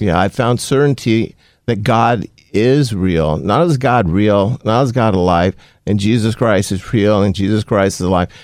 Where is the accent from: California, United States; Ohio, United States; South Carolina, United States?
California, United States; Compton; also born or lived in Los Angeles County; my childhood up until high school was in Compton, uh, California